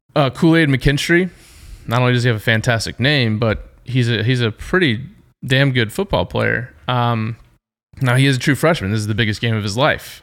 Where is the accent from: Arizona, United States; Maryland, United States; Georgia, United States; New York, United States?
Georgia, United States; I'm from Georgia